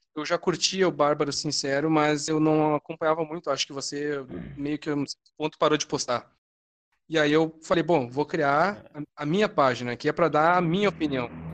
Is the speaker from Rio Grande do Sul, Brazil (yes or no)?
yes; Rio Grande do Sul, Brazil; aqui no meu estado, né, que eu sou do Rio Grande do Sul